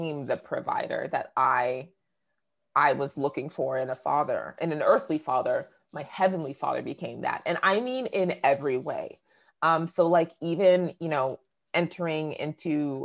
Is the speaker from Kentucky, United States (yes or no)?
no; New Hampshire, United States; also born or lived in Boston, Massachusetts; I grew up in New England, right? Born in Boston, raised in New Hampshire